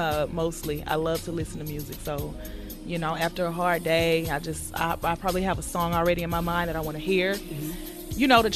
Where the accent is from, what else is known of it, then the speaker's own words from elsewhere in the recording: Houston, Texas, United States; why did they boo me when I said I was from Houston?